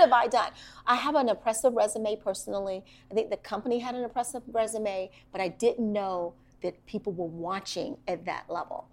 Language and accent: English; Washington, District of Columbia, United States; I grew up in Washington, D.C., in Northeast Washington, D.C., to be very specific